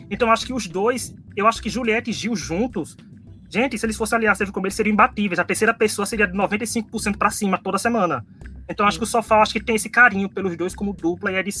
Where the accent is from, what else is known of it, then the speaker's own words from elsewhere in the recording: Northeast Region, Brazil; Porque eu sou nordestino, então quanto mais nordestino longe